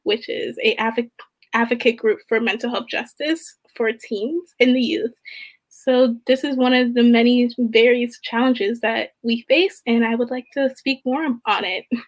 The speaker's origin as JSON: {"language": "English", "town": "Baltimore", "region": "Maryland", "country": "United States", "said": "I'm from Maryland, and um, one reason that brought me here was because of mental health justice and equity in minority populated populated communities. Um, I'm from Baltimore"}